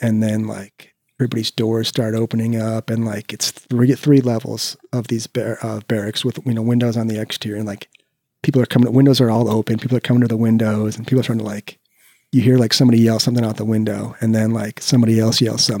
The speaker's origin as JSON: {"language": "English", "region": "California", "country": "United States", "said": "And all my friends that I had kind of hung out with during this whole process, we're all from California."}